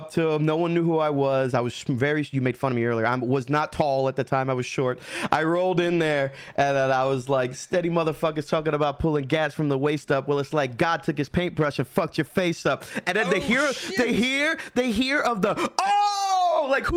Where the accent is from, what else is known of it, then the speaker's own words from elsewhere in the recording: outside of Atlantic City, New Jersey, United States; I grew up outside of Atlantic City